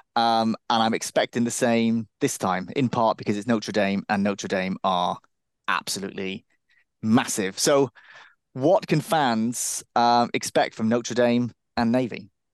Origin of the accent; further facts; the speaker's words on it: Cardiff, Wales, United Kingdom; I'm originally from Cardiff, and that, I considered that to be a party town.